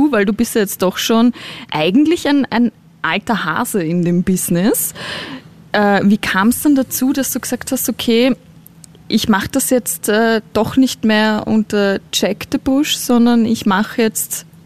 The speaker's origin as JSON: {"language": "German", "region": "Vienna", "country": "Austria", "said": "ich bin ja auch Wienerin und wir Wiener äh, sprechen ja auch gern mal schlampig."}